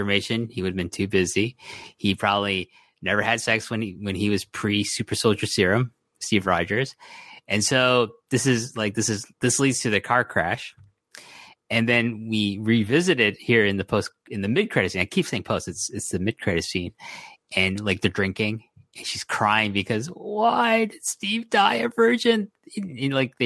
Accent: Toronto, Ontario, Canada; I'm from Toronto

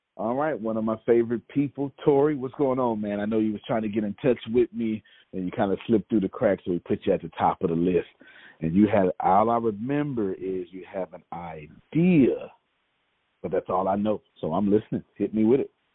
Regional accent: United States; I grew up homeless, even though I'm from America

